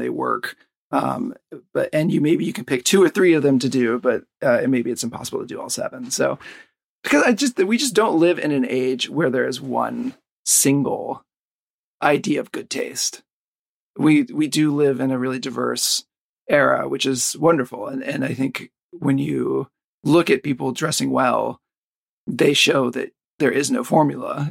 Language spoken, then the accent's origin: English; the South, United States; now in Tokyo, Japan; I'm from the South